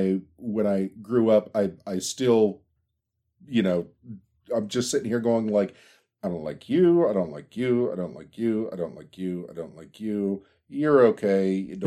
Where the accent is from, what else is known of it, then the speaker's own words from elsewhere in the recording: Pittsburgh, Pennsylvania, United States; For everybody's knowledge, I'm from Pittsburgh